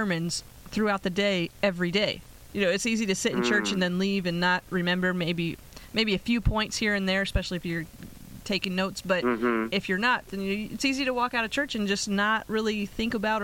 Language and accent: English; Pennsylvania, United States; now in Las Vegas, United States; I'm from Pennsylvania